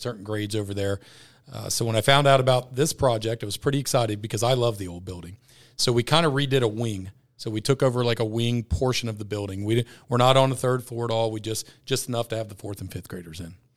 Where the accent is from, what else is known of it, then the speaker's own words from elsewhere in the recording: Ross, United States; I'm from Ross. I've been with Ross my whole life.